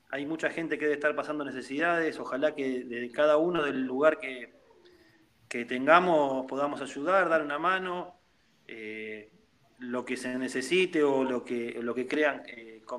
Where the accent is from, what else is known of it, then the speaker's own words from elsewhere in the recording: La Plata, Buenos Aires Province, Argentina; sí, yo soy de La Plata, estoy, estoy viviendo acá.